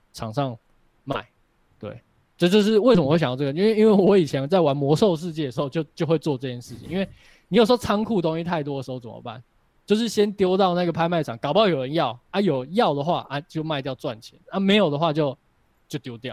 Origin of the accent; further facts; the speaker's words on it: Taipei, Taiwan; moved away as an adult; now in Taichung, Taiwan; 我是从台北搬到台中嘛